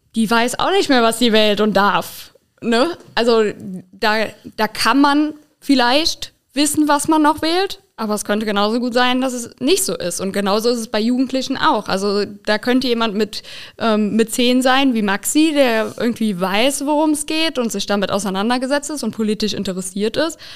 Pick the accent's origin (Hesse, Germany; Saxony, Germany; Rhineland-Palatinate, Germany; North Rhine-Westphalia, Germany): Rhineland-Palatinate, Germany; Lahnstein; ich komme aus Lahnstein ursprünglich